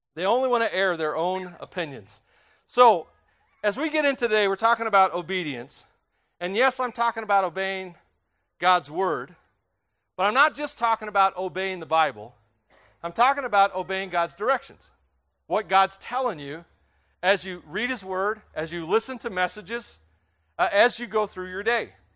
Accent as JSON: {"language": "English", "region": "Tennessee", "country": "United States", "tie": "born or raised there", "said": "I grew up in Tennessee"}